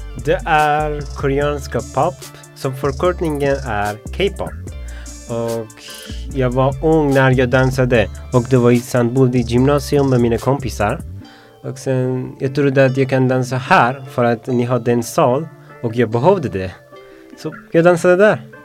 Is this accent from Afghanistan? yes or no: yes; Afghanistan; Swedish is a second language; now in Sweden; Jag kommer från Afghanistan. Jag har varit i Sverige uh, tre år